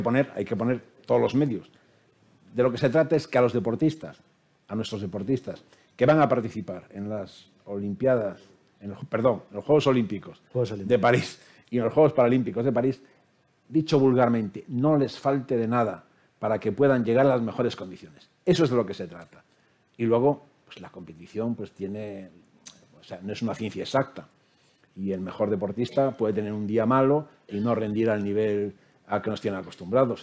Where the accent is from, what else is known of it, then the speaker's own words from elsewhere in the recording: Spain; como español